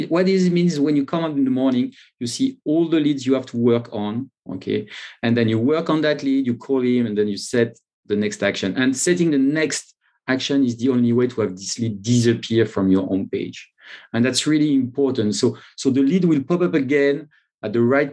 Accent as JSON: {"language": "English", "country": "France", "accent": "French", "second_language": "English", "moved": "yes", "lives_now": "London, United Kingdom", "said": "I'm not in France. I live in London, but yes, but from my accent, you can see that I'm French"}